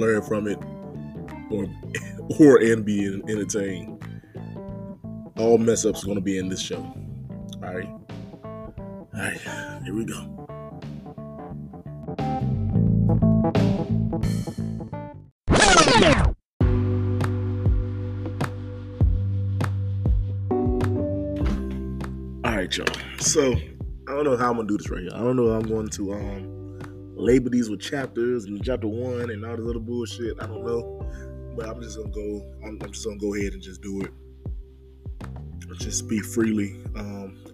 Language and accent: English; Henderson, North Carolina, United States; I'm born and raised in a small town of Henderson, North Carolina